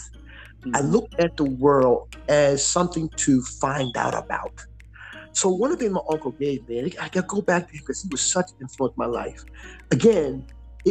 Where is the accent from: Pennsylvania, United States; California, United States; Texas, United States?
Pennsylvania, United States; Philadelphia; I came from Southwest Philly